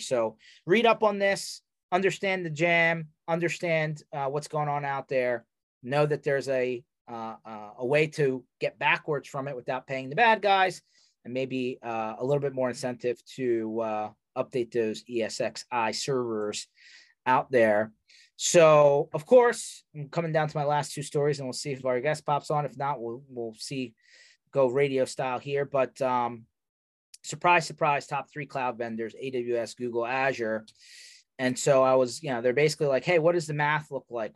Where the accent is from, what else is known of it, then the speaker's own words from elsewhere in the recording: Philadelphia, Pennsylvania, United States; I am from Philadelphia